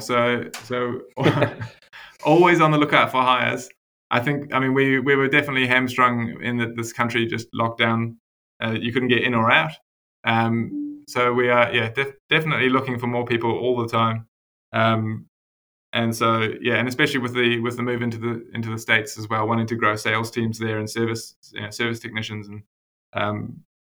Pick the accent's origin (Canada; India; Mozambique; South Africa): South Africa; now in Wellington, New Zealand; I was born in South Africa, so I was an import to New Zealand